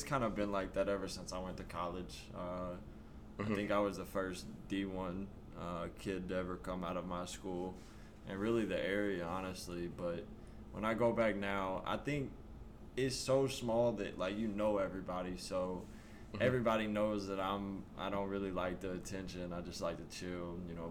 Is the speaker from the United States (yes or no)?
yes; Arkansas, United States; I grew up in a town of 1,100 people.